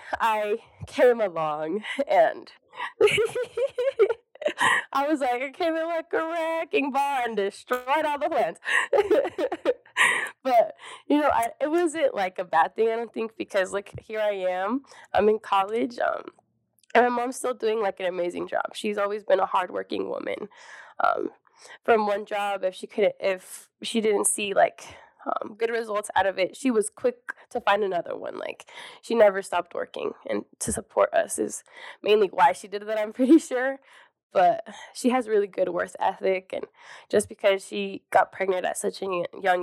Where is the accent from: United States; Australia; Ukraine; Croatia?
United States; Lexington, Nebraska; I was born here in Lexington, Nebraska, born and raised